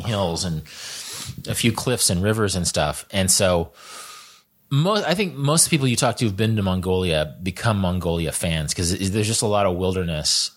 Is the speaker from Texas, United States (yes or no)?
no; Kansas, United States; I'm from Kansas. I'm from the Great Plains